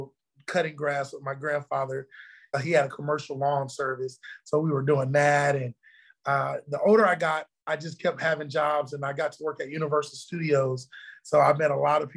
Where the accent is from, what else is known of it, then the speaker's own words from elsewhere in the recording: Orlando, Florida, United States; moved away as an adult; also born or lived in Connecticut; now in Austin, United States; growing up in Orlando